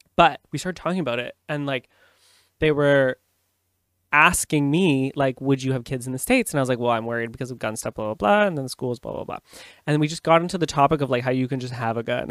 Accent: Canada; I'm a Canadian

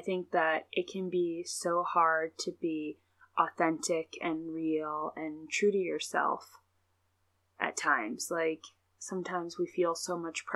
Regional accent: Ohio, United States; Alma and I both live in Amish country, Ohio. I have actually lived here my entire life

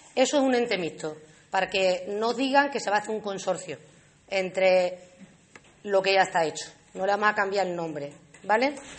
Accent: Alange, Extremadura, Spain; la gente de mi pueblo

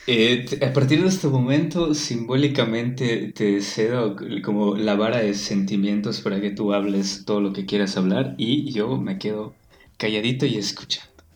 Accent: Yucatán, Mexico; como yucateco

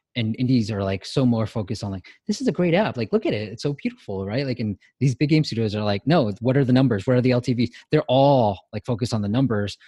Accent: United States; we as Asians, Asian Americans

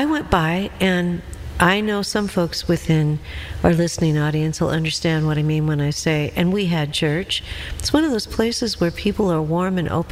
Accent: Seattle, Washington, United States; now in Tennessee Valley, United States; someone who was born and raised in Seattle, Washington

